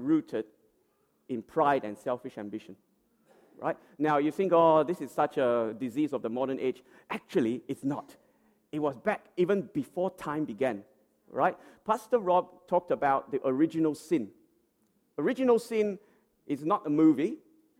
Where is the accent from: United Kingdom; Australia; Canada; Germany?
Australia; as Australian citizens